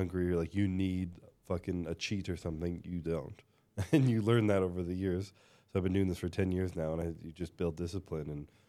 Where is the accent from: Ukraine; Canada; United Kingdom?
Canada; I'm Canadian.